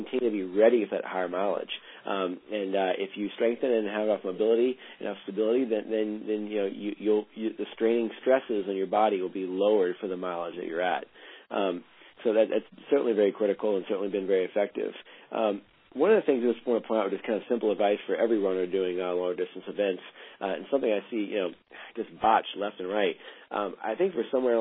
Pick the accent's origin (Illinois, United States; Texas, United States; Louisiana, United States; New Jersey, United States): Louisiana, United States; New Orleans; also born or lived in Virginia; now in Bend, United States; I'm from New Orleans